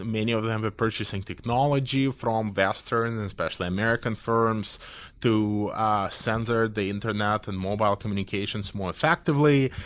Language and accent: English; Belarus; I come from Belarus